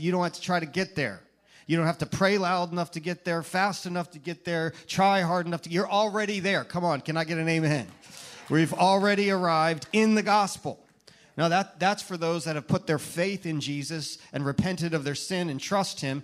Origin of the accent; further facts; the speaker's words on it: Virginia, United States; moved away as an adult; now in Tampa Bay, United States; from when we first arrived in Tampa Bay, us Virginians